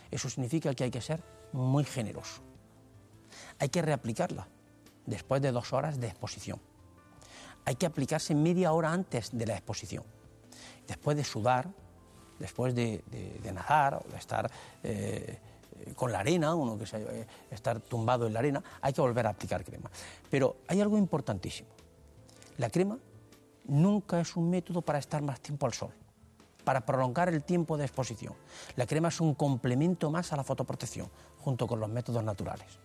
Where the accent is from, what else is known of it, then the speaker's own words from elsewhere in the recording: Ibros, Andalusia, Spain; now in Granada, Spain; Llevo media vida en Granada, pero nací en Ibros, en la provincia de Jaén. Es mi pueblo, es donde me he criado